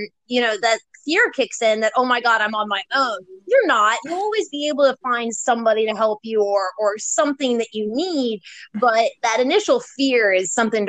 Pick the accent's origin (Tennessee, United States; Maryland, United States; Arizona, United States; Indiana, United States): Maryland, United States; moved away as an adult; also born or lived in Virginia; I come from Maryland and lived in both Maryland and Virginia, so I'm technically considered a bit southern.